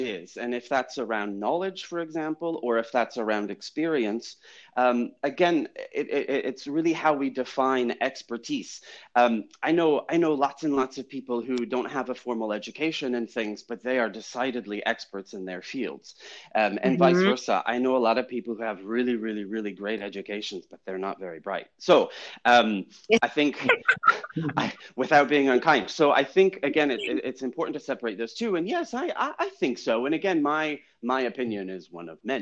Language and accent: English; France; moved away as an adult; also born or lived in United States / Chicago; now in London, United Kingdom; I was born in the United States. I grew up in France.